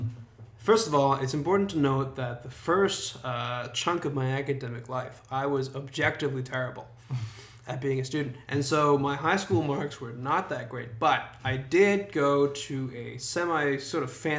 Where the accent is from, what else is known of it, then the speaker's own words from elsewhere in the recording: Toronto, Ontario, Canada; also born or lived in Regina, Saskatchewan; So I was born in Regina, Saskatchewan, but moved to Toronto pretty early, so around six, because my parents got jobs here. And so I'm basically a Toronto guy, grew up here, haven't really lived anywhere else.